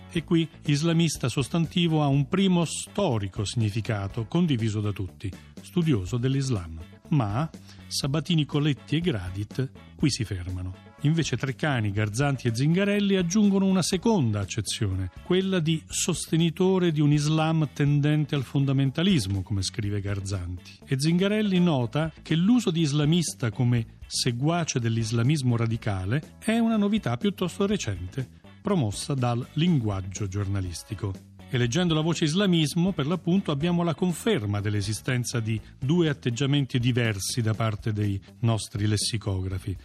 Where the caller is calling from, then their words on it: Tortoreto, Abruzzo, Italy; chiamo da Tortoreto, in provincia di Teramo